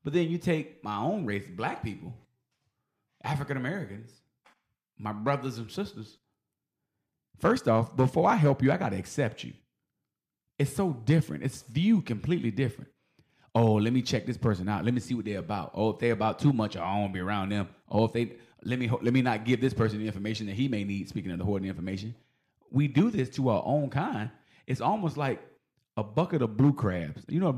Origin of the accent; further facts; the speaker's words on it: Philippines; I'm Filipino, you Filipino, we're people.